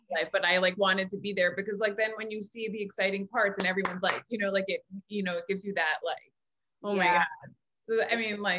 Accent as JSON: {"language": "English", "town": "New York City", "region": "New York", "country": "United States", "tie": "born or raised there", "said": "I'm from the Bronx. And like, I was born there."}